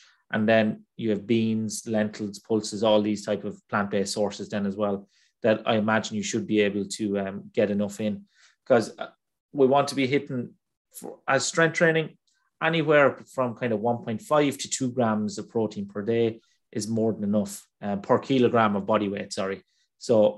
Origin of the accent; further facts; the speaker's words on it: Ireland; I'm Irish